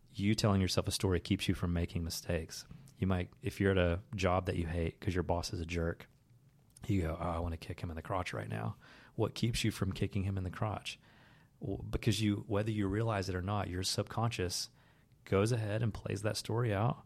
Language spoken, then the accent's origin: English; the Bible Belt, United States; the faith that I grew up with as a kid that was kind of like hammered into me growing up in the Bible Belt